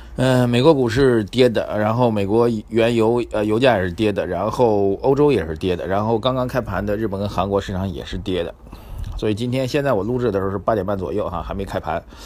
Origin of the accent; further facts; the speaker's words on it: Shanghai, China; 用我们上海人讲话呢